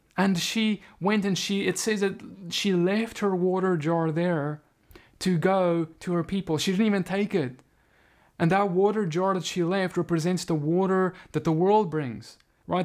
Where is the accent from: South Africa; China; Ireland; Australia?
South Africa; now in United States; I now live in America, but I come from South Africa.